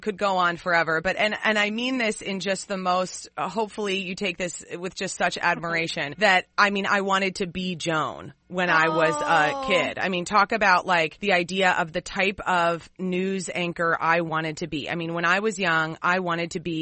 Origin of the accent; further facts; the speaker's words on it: St. Francis, Minnesota, United States; moved away; also born or lived in Cambridge, Minnesota; I was only there for a few short couple days in the hospital, and then we were in St. Francis, and then I moved on